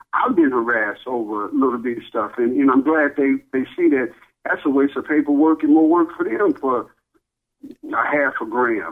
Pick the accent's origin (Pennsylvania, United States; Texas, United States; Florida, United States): Texas, United States; Dallas; I'm from Dallas, and you know, I love Texas, that's where I'm from